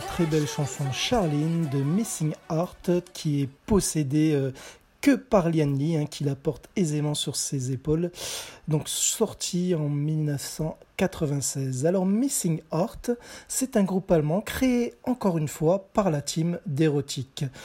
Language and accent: French; France; chez nous en France